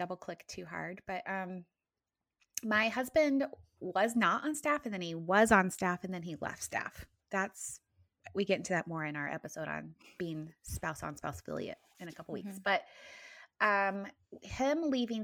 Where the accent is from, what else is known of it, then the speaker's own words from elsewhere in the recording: East Central Indiana, United States; I am originally from Indiana, East Central Indiana, to be exact. I grew up on a farm